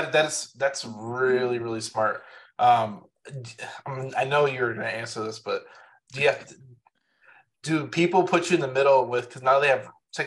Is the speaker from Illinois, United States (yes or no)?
yes; outside Chicago, Illinois, United States; I grew up outside Chicago